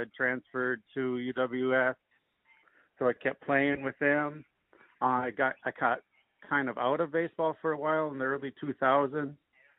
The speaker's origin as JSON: {"language": "English", "town": "Duluth", "region": "Minnesota", "country": "United States", "tie": "born or raised there", "said": "I grew up outside of Duluth by Pike Lake"}